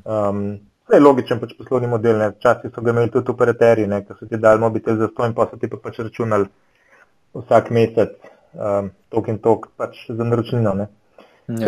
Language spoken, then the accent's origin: Slovenian; Slovenia; smo bili iz Slovenije